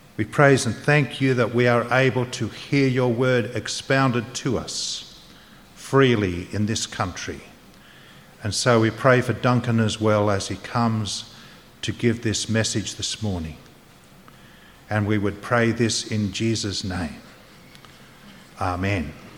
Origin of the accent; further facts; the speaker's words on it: New South Wales, Australia; also born or lived in Queensland; now in South Australia, Australia; I was raised on the East Coast, born in Queensland, grew up in New South Wales